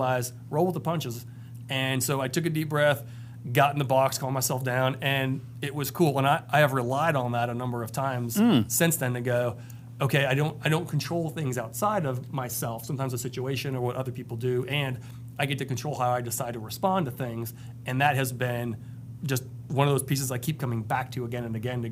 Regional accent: Iowa, United States; I was born in Iowa

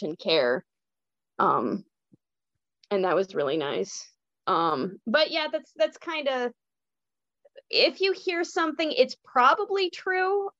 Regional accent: Illinois, United States; I was raised LDS in Illinois

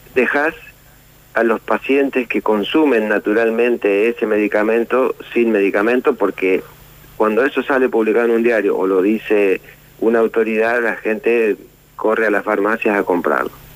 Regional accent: Argentina

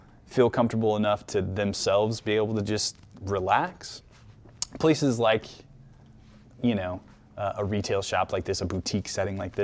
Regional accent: Kansas City, Missouri, United States; I'm, you know, very much fancy myself like an everyday Kansas City Midwestern dude who's born and raised in Kansas City

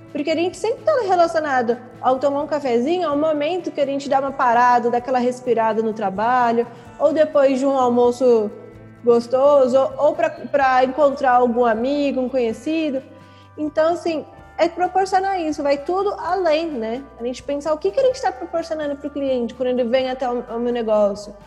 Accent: São Paulo, Brazil; moved away as an adult; now in Belo Horizonte, Brazil; Eu sou de São Paulo, vim pra cá pra trabalhar nele

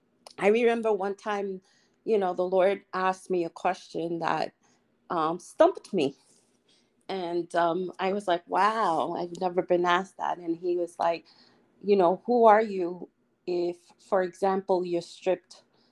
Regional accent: New York City, New York, United States; moved away as an adult; I came from the Lower East Side of Manhattan

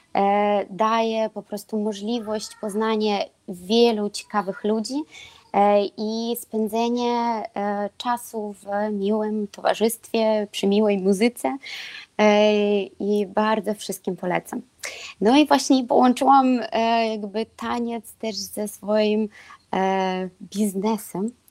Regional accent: Belarus; Polish is a second language; moved away as an adult; also born or lived in Lublin, Poland; now in Kraków, Poland; jestem z Białorusi

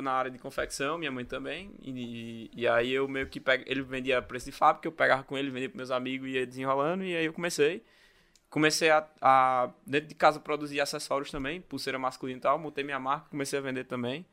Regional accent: Natal, Rio Grande do Norte, Brazil; Sou natalense, né? Minha família vem do interior, do Rio Grande do Norte

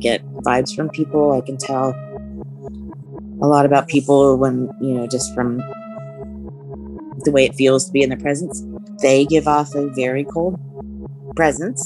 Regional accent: central Ohio, United States; I grew up in central Ohio

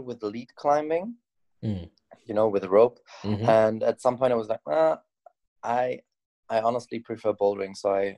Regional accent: Bergisch Gladbach, North Rhine-Westphalia, Germany; now in Cologne, Germany; I grew up in Bergstadtbach

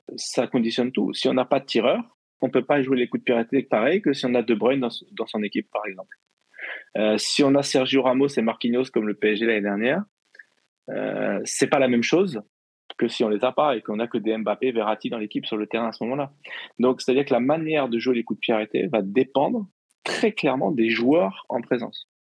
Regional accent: Normandy, France; je suis normand.

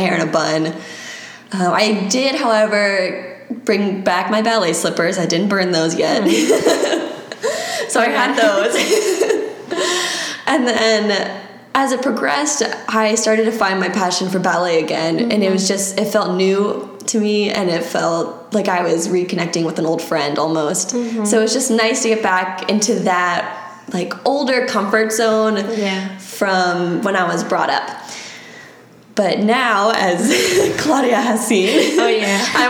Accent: Maryland, United States; moved away as an adult; now in Florida, United States; I'm from Maryland originally

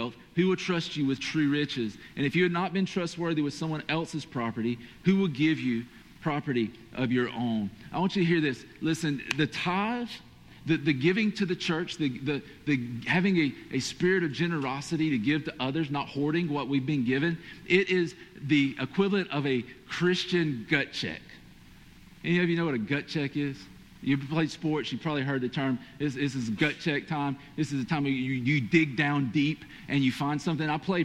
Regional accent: Georgia, United States; accent: Georgia/Hispanic

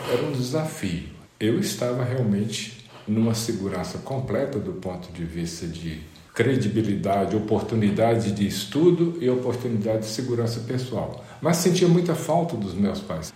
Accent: Mirabela, Minas Gerais, Brazil; Eu nasci em Mirabela. Mirabela é uma pequena cidade no interior de Minas Gerais, especificamente no norte de Minas Gerais

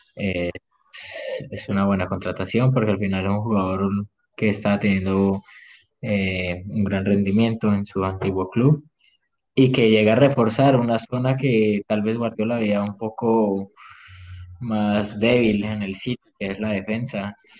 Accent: Colombia; como colombiano

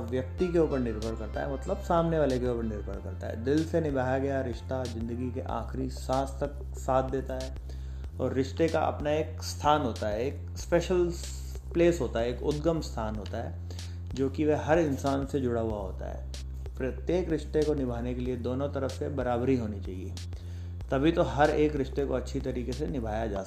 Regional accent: Jaipur, Rajasthan, India; और जैसा कि हर बार मैं बताता आ रहा हूँ कि मैं जयपुर राजस्थान से बिलोंग करता हूँ

